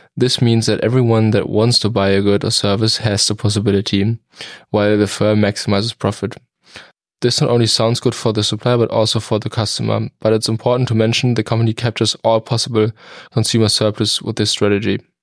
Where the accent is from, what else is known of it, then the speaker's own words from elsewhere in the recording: Germany; now in United States; I'm from Germany.